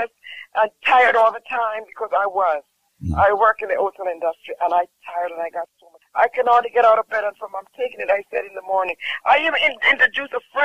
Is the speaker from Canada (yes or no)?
no; Jamaica